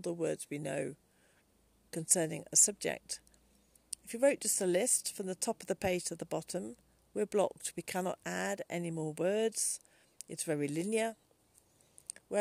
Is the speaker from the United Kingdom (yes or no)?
yes; England, United Kingdom; as an English person